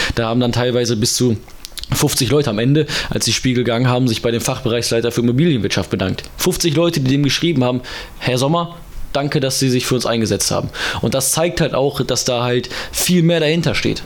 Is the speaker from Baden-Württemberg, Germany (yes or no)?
no; Bottrop, North Rhine-Westphalia, Germany; alter Bottrop ist echt schäbig. Ähm, und ich konnte halt nicht glauben, dass das halt meine Heimat ist